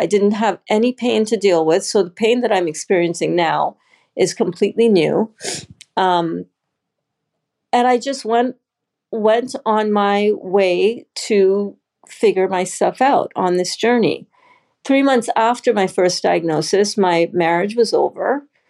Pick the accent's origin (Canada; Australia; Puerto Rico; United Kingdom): Canada; also born or lived in Trinidad; I'm originally from Canada by way of Trinidad first, and then Canada.